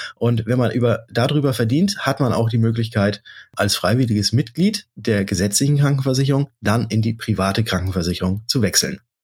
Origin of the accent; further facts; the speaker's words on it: Germany; bei uns in Deutschland hier